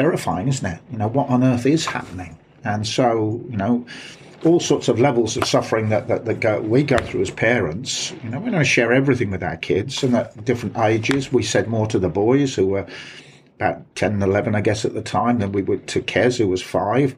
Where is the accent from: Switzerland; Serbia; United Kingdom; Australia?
United Kingdom; Birmingham, West Midlands; accent: Brummy; moved away as an adult; also born or lived in West Country; now in Bath, United Kingdom; my accent is not classic Black Country, so I it's not like people in Dudley, but it's pretty Brummy.